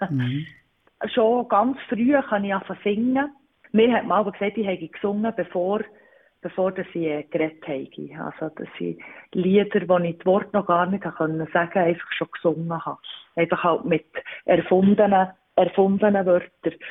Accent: Wimmis, Bern, Switzerland; Ich wohne im Berner Oberland in Wimmis. Und was gefällt dir am Ort? Es ist der Ort, wo ich aufgewachsen bin.

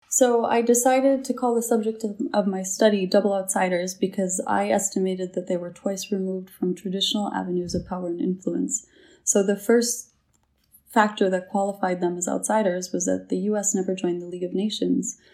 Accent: United States; moved away as an adult; now in Geneva, Switzerland; I'm an American national.

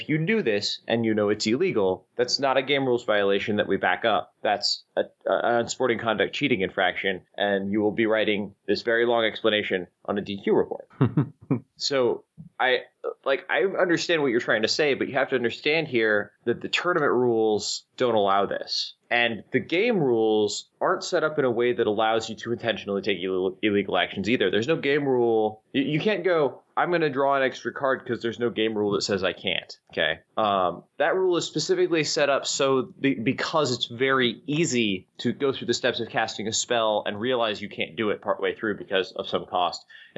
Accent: Santa Clara, California, United States; I mean, I'm from Santa Clara, California. I'm not going to go Santa Clara, California, United States every time I say where I'm from.

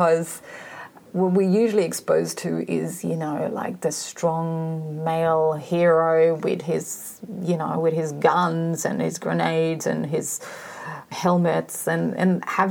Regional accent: East Germany, Germany; moved away; growing up in East Germany.

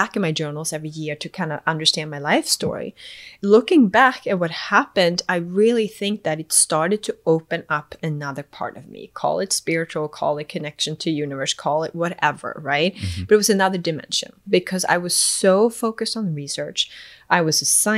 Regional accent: Sweden; moved away as an adult; also born or lived in Eswatini / New Zealand / Boston, United States; now in United States; I was raised in Sweden, moved to New Zealand

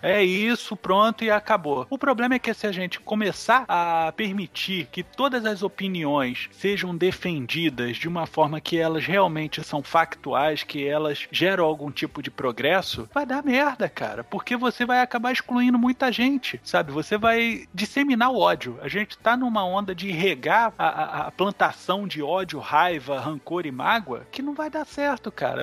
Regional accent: Brazil; como brasileiro que sou

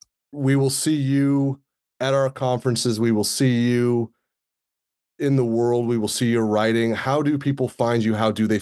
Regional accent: California, United States; I got selected to give a TEDx in the Sonoma County TEDx, which, you know, in my hometown, it's going to be really cool.

